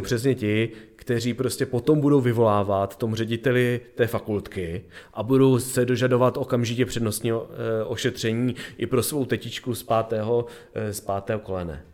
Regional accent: Brno, South Moravian Region, Czechia; moved away; já jsem původně eh, z Brna

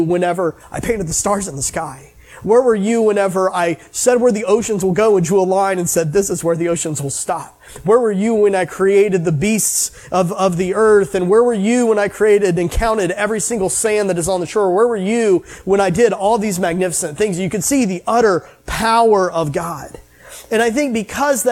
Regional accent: United States; I grew up in the United States

